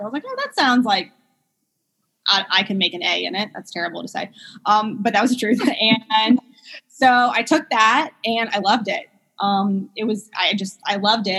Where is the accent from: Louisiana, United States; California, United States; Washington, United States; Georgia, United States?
Louisiana, United States; New Orleans; also born or lived in Memphis; So I'm from South Louisiana, from New Orleans